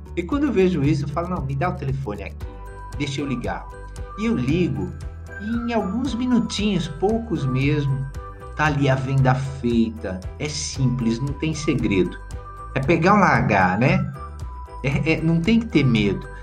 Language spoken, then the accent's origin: Portuguese; Varginha, Minas Gerais, Brazil; lá na minha cidade de Varginha